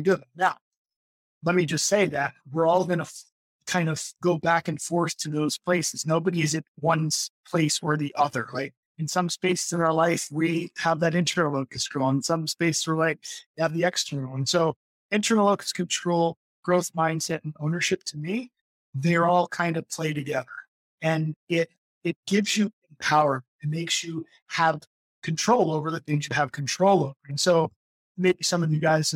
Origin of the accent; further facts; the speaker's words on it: New Jersey, United States; moved away; also born or lived in New York / Florida / California; my wife and I both grew up in New Jersey